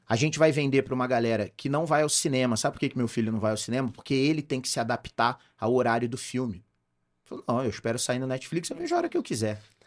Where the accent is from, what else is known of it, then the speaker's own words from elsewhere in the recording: Rio de Janeiro, Brazil; now in Campinas, Brazil; eu sou carioca